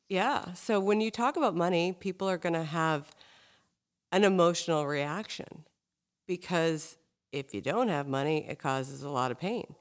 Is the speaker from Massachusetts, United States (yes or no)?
yes; Hingham, Massachusetts, United States; I grew up in Hingham, which is basically the South Shore version of Marblehead